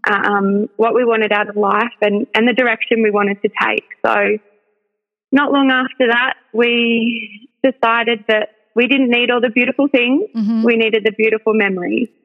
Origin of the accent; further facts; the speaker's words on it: New South Wales Central Coast, Australia; moved away; we're originally from the New South Wales Central Coast. So I spent my whole life there.